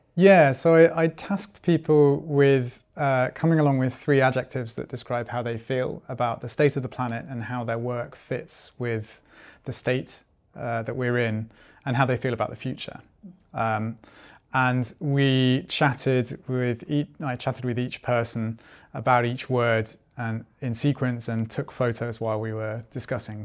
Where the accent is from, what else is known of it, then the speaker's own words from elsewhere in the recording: United Kingdom; also born or lived in Germany; now in Sweden; I'm originally from Britain